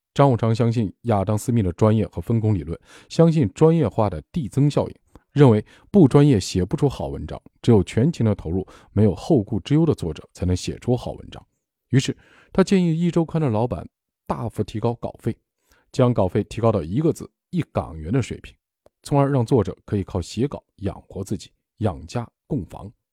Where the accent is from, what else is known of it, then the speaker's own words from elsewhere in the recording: China; 我们中国人